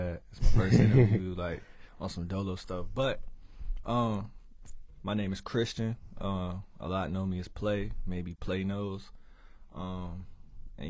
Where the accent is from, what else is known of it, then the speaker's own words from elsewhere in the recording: Suffolk, Virginia, United States; also born or lived in Honolulu, Hawaii / Norfolk, Virginia; Honolulu, that's where I was born. But, you know, raised in Virginia. You feel me? I was in Suffolk since like fourth grade. I was in Suffolk. Before that, I was in Norfolk.